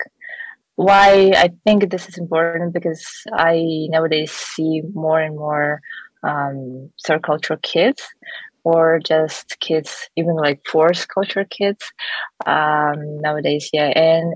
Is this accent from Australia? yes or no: no; Atbasar, Akmola Region, Kazakhstan; born or raised there; first language Russian; English is a second language; moved away as an adult; also born or lived in Slovakia / Israel; now in South Korea